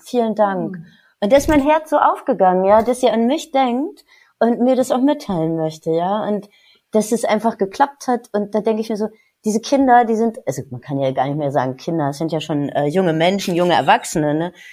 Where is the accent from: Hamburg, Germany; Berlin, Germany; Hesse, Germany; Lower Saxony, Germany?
Hesse, Germany; Marburg; moved away as an adult; also born or lived in Paris / Munich; now in Cologne, Germany; Ich bin gebürtig aus Marburg, einer sehr, sehr schönen, alten, ehrwürdigen Universitätsstadt